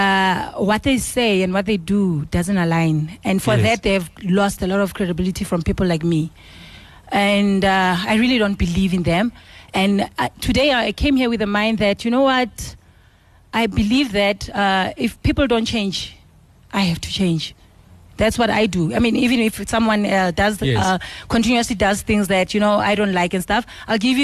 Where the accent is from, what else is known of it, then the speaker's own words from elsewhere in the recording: Soweto, Gauteng, South Africa; I'm from Soweto